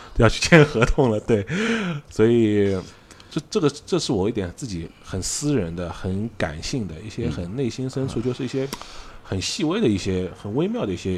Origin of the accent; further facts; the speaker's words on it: Shanghai, China; accent: Shanghainese; 我们上海话刚刚应该Orlo